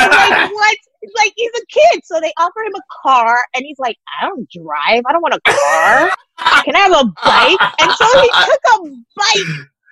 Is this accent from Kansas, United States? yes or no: no; Queens, New York, United States; also born or lived in Jamaica; because the truth is, where I grew up here in America was populated by immigrants and definitely Caribbean people from the Caribbean.